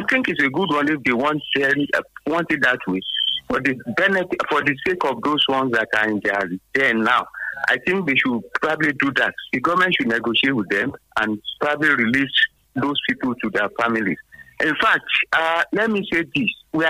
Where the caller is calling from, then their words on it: Abeokuta, Ogun State, Nigeria; from Abeokuta.